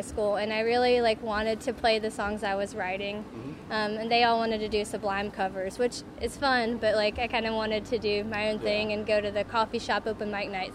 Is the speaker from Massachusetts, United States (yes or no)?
no; Hickory, North Carolina, United States; moved away as an adult; now in Chapel Hill, United States; I'm from North Carolina, but I grew up in the Hickory area